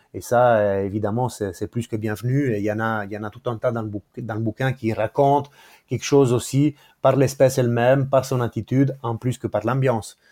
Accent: Ticino, Switzerland; moved away as an adult; now in Neuchâtel, Switzerland; quand j'ai grandi au Tessin, j'étais au bord du lac de Locarno

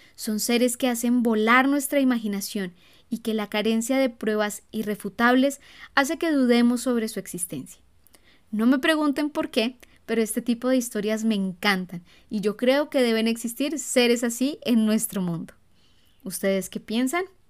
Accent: Colombia; cuando yo era niña recuerdo que repetidas veces salían en las noticias avistamientos del chupacabras. Aquí en Colombia

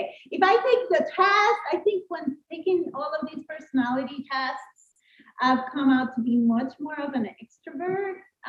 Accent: San Juan, Puerto Rico; first language Spanish; English is a second language; did grow up in San Juan, Puerto Rico. So outside of the United States, but linked to the U.S., right? My first language is Spanish. So I am fluent in Spanish, fluent in English

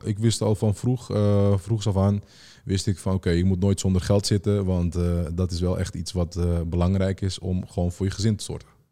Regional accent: Amsterdam, North Holland, Netherlands; ik ben eigenlijk eh, geboren in Amsterdam Noord.

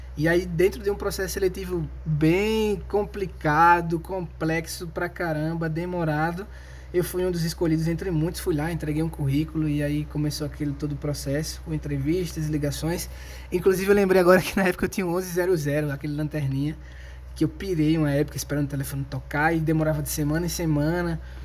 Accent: Maceió, Alagoas, Brazil; Eu sou alagoano de Maceió moro num bairro de classe média baixa

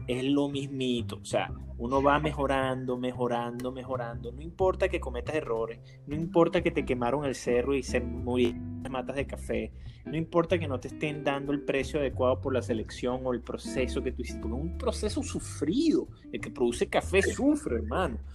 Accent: Caracas, Capital District, Venezuela; moved away as an adult; also born or lived in Maracay; yo me crié en Caracas, pero mi vida intermitentemente fue hecha en Maracay

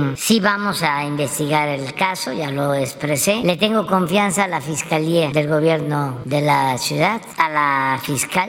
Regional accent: Villahermosa, Tabasco, Mexico; moved away; en Villahermosa, sí, en mi tierra

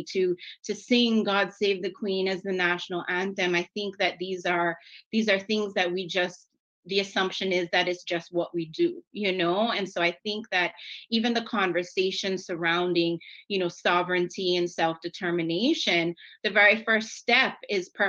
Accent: Cayman Islands; oh, I'm from the Cayman Islands.

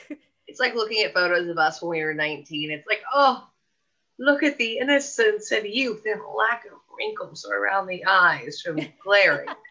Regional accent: Southern California, United States; both of us growing up in Southern California

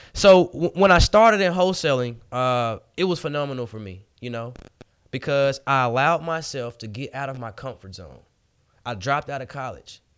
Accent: Memphis, Tennessee, United States; born and raised in Memphis, Tennessee

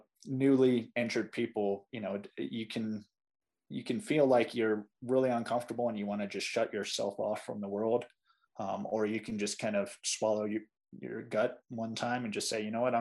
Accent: Ashland, Virginia, United States; moved away as an adult; now in Colorado, United States; I grew up in Ashland.

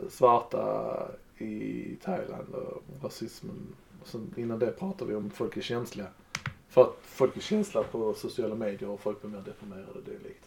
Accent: Sweden; Vi är svenskar

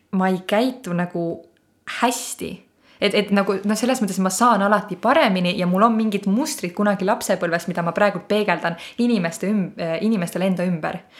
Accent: Põlva, Põlva County, Estonia; ma olen siis Põlvast pärit

